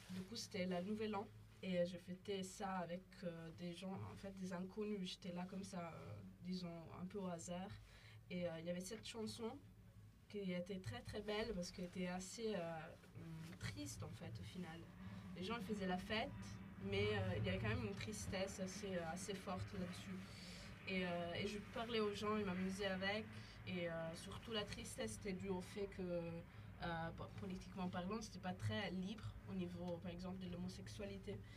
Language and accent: French; Italy; French is a second language; now in Geneva, Switzerland; euh, j'habite à Genève, mais je viens d'Italie. Euh, j'ai 28 ans